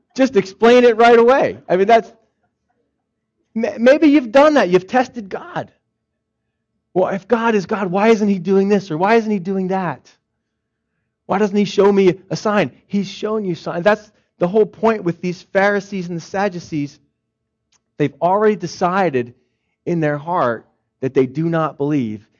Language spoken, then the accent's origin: English; Philadelphia, Pennsylvania, United States; moved away; I'm from Philadelphia